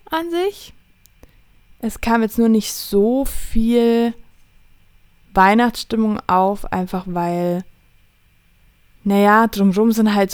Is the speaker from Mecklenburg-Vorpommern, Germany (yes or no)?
no; Allgäu, Bavaria, Germany; bei uns im Allgäu